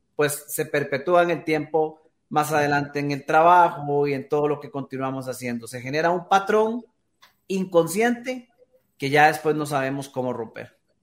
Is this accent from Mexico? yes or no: no; Costa Rica; acá en mi país, en Costa Rica